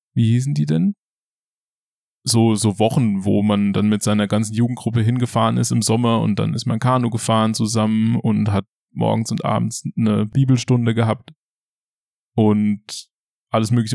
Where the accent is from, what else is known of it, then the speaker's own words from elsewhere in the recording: Schadeck, Hesse, Germany; moved away as an adult; now in Ludwigshafen, Germany; Ich komme aus der Nähe von Limburg. Limburg ist eine Stadt an der A3 zwischen Frankfurt und Köln. Und Schadeck, der Ort, wo ich herkomme, ist ein Dorf in der Nähe von Limburg. Und aus Schade kommt schon mein Vater und sein Vater und dessen Vater. Hm. Und da habe ich meine ganze Kindheit verbracht.